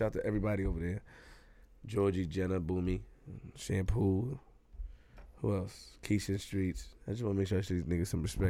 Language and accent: English; Queens, New York, United States; I'm from Queens.